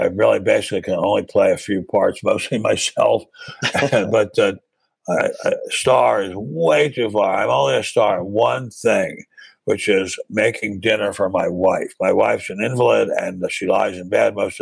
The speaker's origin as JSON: {"language": "English", "region": "Maryland", "country": "United States", "tie": "born or raised there", "also_born_or_lived": "Washington", "moved": "as an adult", "lives_now": "Southern California, United States", "said": "I was a speechwriter for a U.S. senator from my home state of Maryland when I was still a teenager"}